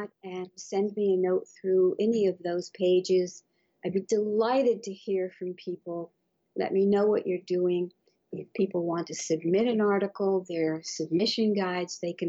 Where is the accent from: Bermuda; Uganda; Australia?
Bermuda; moved away; I was brought up in Bermuda, where there are no mountains